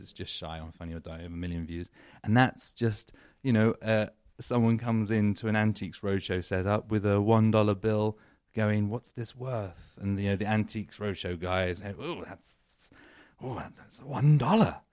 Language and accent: English; United Kingdom; moved away as an adult; also born or lived in London / New York; now in Los Angeles, United States; I'm British.